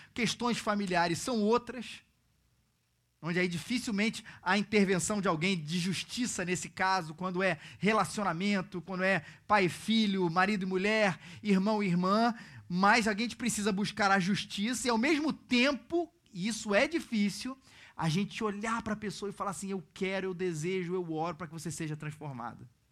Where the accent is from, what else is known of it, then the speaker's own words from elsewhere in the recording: Rio de Janeiro, Brazil; mesmo sendo carioca